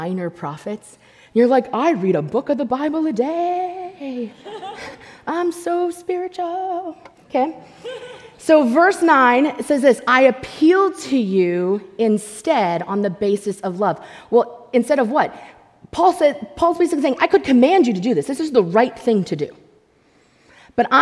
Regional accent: United States; as American believers

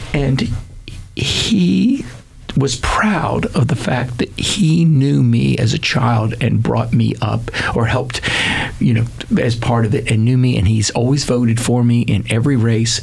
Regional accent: Seminole County, Florida, United States; born or raised there; also born or lived in Wilmington, Delaware

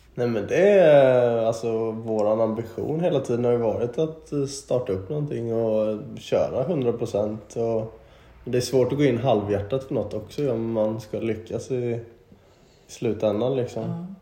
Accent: Småland, Sweden; also born or lived in Stockholm, Sweden; now in Mallorca, Spain; Jag är eh, smålänning från början

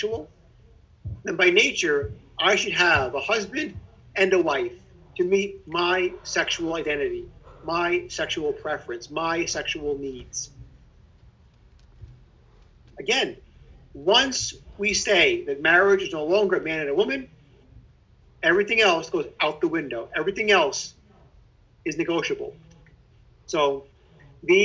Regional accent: New York City, New York, United States; a kid growing up in Brooklyn, we had an Advent wreath in our house

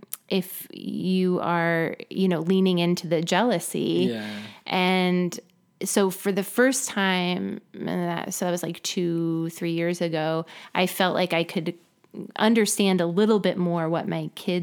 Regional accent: La Crescenta, California, United States; No, I grew up in La Crescenta, just north, well, Glendale, earlier, North Glendale.

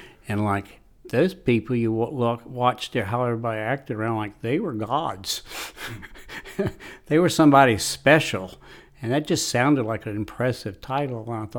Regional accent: Raleigh, North Carolina, United States; now in Hillsborough, United States; in Hillsboro since 1984, right after got married and moved to Hillsboro, and grew up in Raleigh.

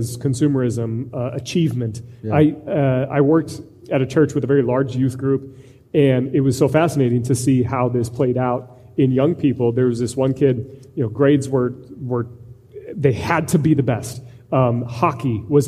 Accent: Iowa, United States; I'm from Iowa

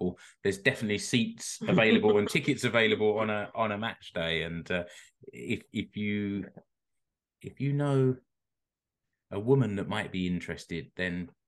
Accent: London, United Kingdom; now in Finland; I'm from South London.

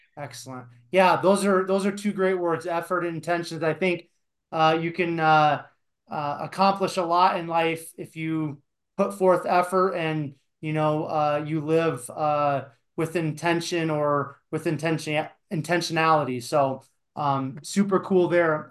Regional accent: Iowa, United States; moved away as an adult; also born or lived in Denver; I grew up in Iowa

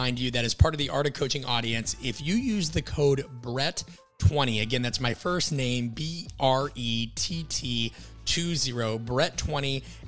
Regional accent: Midwest, United States; born or raised there

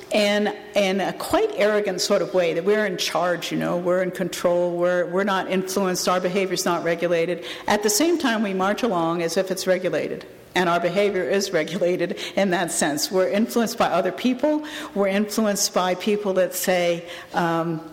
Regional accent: Canada; my home country

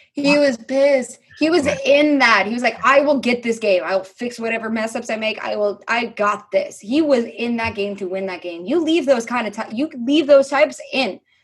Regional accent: New York, United States; I'm a New Yorker

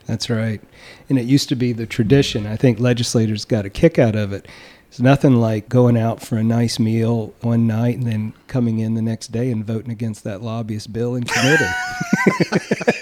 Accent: Eastern North Carolina, United States; I'm from Eastern North Carolina

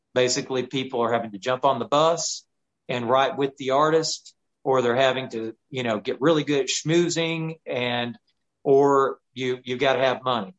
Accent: Chattanooga, Tennessee, United States; I grew up in Chattanooga, Tennessee area

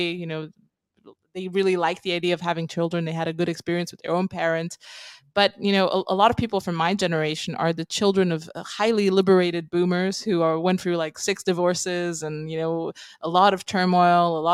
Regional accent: Romania; moved away as an adult; also born or lived in London, United Kingdom; I come from Romania. I lived in Eastern Europe most of my life.

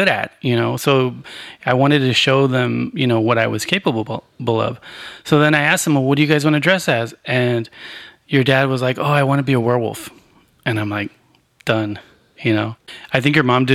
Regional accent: Arizona, United States; growing up in Arizona

